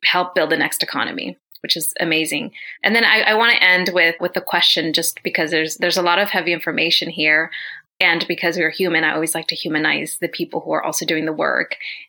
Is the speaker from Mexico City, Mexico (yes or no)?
no; Oaxaca, Mexico; now in United States; I'm Zapotec from Oaxaca, Mexico, so pretty strong, pretty culturally rooted in that.